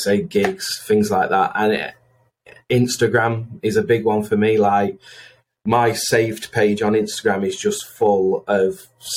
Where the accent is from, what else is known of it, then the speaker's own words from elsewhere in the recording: Chesterfield, East Midlands, United Kingdom; I'm from Chesterfield, big town, amazing town, big club, big football team.